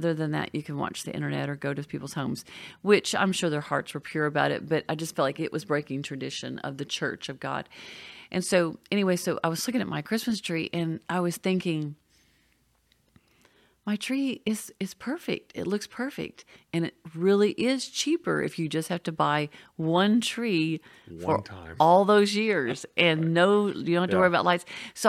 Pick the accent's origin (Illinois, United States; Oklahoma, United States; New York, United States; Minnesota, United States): Oklahoma, United States; a few years ago, I was missing the snow because I came from Oklahoma.